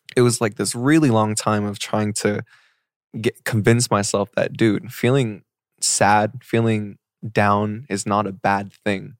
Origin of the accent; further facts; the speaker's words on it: Seattle, Washington, United States; moved away; I was born and raised in Seattle, Washington